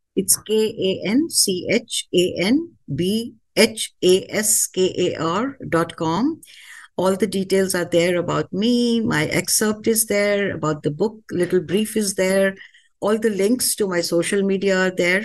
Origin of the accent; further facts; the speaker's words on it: India; moved away as an adult; now in United States; Being an Indian